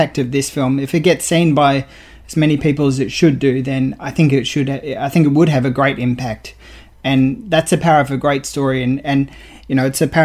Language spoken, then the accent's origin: English; Australia; I'm proud as an Australian